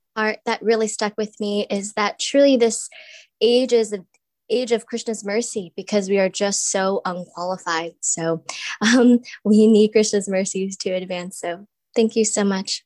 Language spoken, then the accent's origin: English; New Jersey, United States; now in New York, United States; I'm also from New Jersey